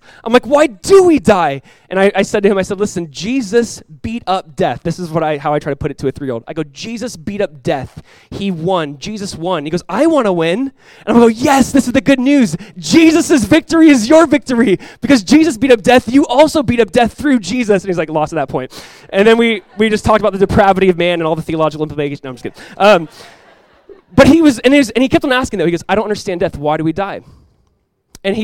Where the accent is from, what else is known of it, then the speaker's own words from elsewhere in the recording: California, United States; when I'm coming from Southern California here, I'm like, oh, not a lot of things look alike.